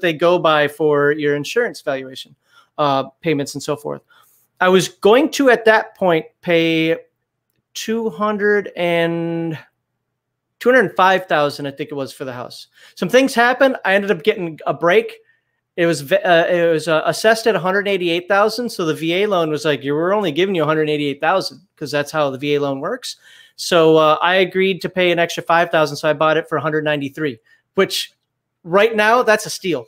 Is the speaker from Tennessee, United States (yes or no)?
no; Minnesota, United States; also born or lived in Germany; now in Alabama, United States; I'm from Minnesota.